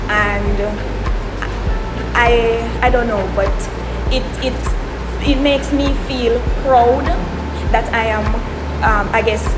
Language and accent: English; Saint Catherine, Jamaica; moved away as an adult; now in Abu Dhabi, United Arab Emirates; I'm from St. Catherine, Jamaica. I'm a country girl. And I went to a teacher's college. I went to Shortwood. And then I moved to the UAE.